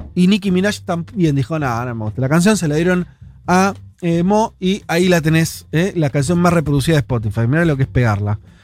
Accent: Argentina

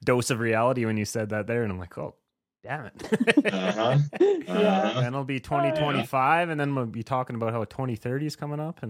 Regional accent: Eastern Saskatchewan, Canada; moved away; Well, I'm from Eastern Saskatchewan, so I know that pain. It's pretty much freezing cold from Halloween to Easter every year.

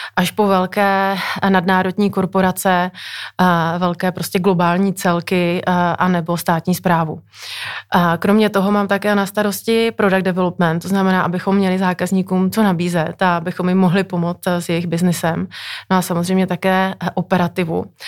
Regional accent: Moravia, Czechia; moved away; pocházím z Moravy

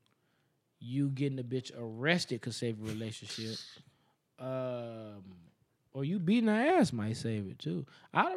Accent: Las Vegas, Nevada, United States; I'm from Vegas

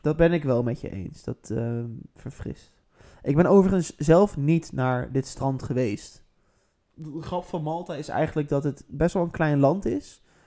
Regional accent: Netherlands; wij zijn natuurlijk als Nederlanders

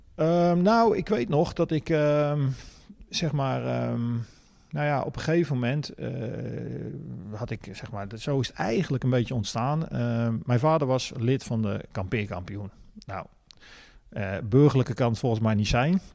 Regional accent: De Meern, Utrecht, Netherlands; geboren in De Meren, vlakbij Utrecht.

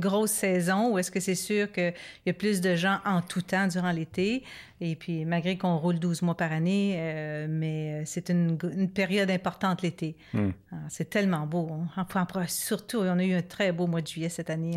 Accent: Montreal, Quebec, Canada; now in Ripon, Canada; nous, on est plus de Montréal, puis bon, mhm. maintenant à, Ripon avec euh, notre centre

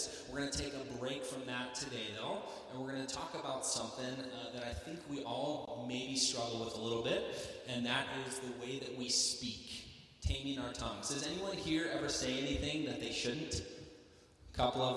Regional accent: the South, United States; accent: southern; my southern accent

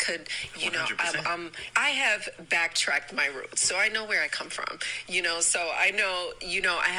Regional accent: New York, United States; I think I'm black. Like, I grew up in New York.

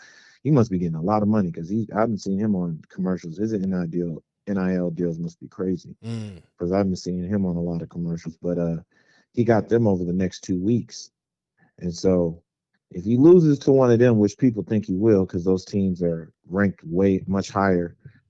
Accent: Cleveland, Ohio, United States; I was in Cleveland, raised in Cleveland

